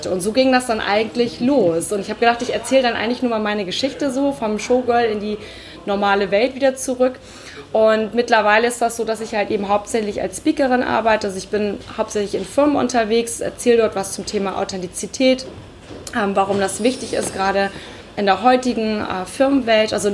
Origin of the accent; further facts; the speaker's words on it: Hamburg, Germany; ich bin komme ursprünglich aus Hamburg.